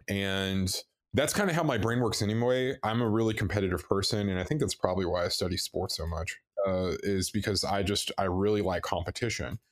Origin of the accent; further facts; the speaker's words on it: Texas, United States; originally from Texas